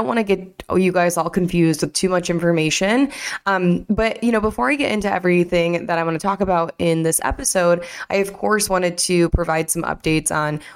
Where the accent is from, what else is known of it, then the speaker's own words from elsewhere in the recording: Michigan, United States; I'm from Michigan